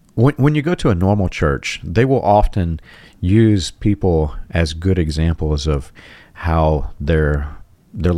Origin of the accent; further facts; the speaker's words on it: Georgia, United States; moved away; I grew up in Georgia